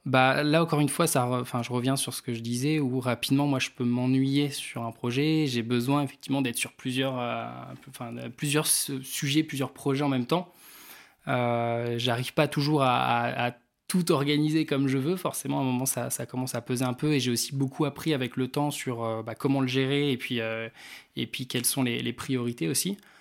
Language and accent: French; Réunion; moved away as an adult; now in Rennes, France; je venais de la Réunion à la base